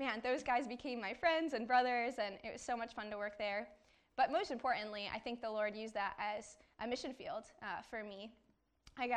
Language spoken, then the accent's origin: English; Westlake, Ohio, United States; I grew up in Westlake, Ohio, not too far from here.